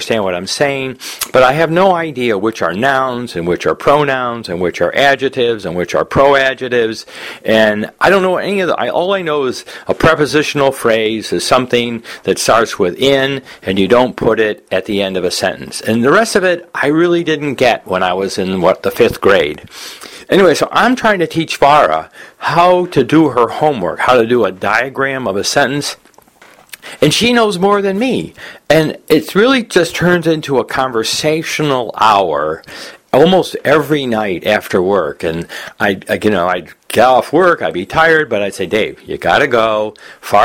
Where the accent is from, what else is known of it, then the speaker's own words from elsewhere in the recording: United States; growing up in America